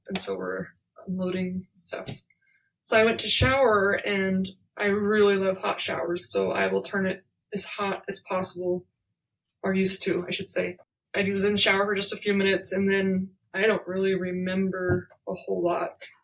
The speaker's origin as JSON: {"language": "English", "town": "Vernal", "region": "Utah", "country": "United States", "tie": "born or raised there", "moved": "yes", "said": "I'm currently in my hometown of Vernal, Utah"}